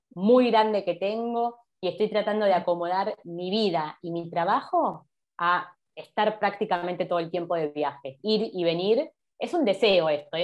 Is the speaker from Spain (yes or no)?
no; Argentina; como los argentinos